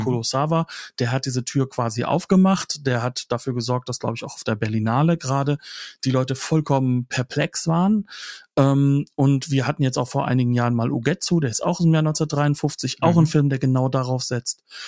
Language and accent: German; Germany; bei uns in Deutschland